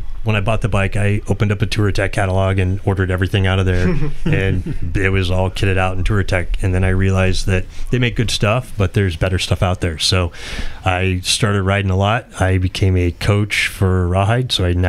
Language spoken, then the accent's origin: English; Colorado, United States; I grew up in Colorado.